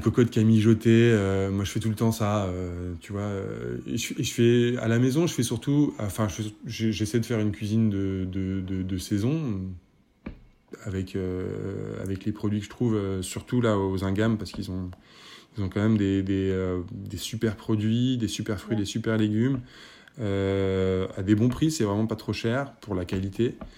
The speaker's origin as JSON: {"language": "French", "town": "Paris", "region": "Île-de-France", "country": "France", "said": "je suis parisien"}